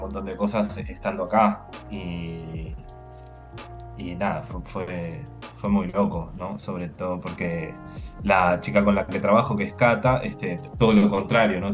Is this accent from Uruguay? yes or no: yes; Uruguay; moved away as an adult; also born or lived in Lyon, France / Toulouse, France; now in Barcelona, Spain; soy uruguayo